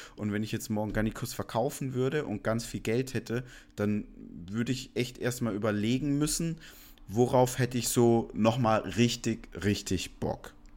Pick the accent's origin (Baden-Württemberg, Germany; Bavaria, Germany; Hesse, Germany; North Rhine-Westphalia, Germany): Baden-Württemberg, Germany; Stuttgart; ich komme aus der Ecke Stuttgart. Ich bin da aufgewachsen